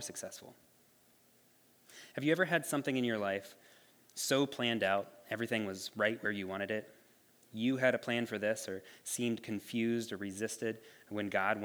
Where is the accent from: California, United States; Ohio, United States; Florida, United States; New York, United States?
Ohio, United States; moved away as an adult; I grew up in Ohio. All my family still lives there